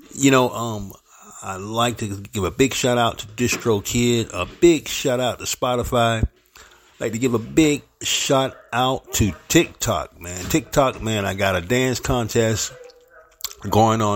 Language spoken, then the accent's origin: English; St. Petersburg, Florida, United States; also born or lived in Harlem, New York; my hometown, 727, St. Petersburg, Florida